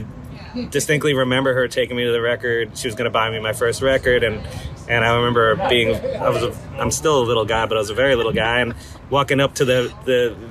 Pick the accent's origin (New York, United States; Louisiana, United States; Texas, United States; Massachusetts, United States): New York, United States; Westchester County; moved away as an adult; also born or lived in Fredonia, New York; now in Georgia, United States; in Westchester County where I grew up